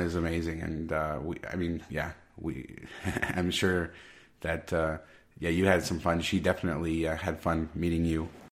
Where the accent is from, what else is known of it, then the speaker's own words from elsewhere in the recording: Las Vegas, Nevada, United States; in my hometown